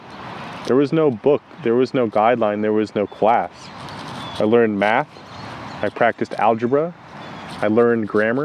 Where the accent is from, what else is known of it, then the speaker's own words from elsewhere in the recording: United States; I grew up in the United States, very traditional childhood, nothing out of the ordinary.